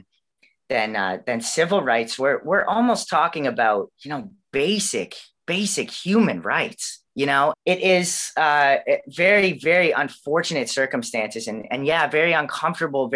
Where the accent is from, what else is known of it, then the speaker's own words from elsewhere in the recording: Canada; I was born and raised in Canada, and that's kind of all I know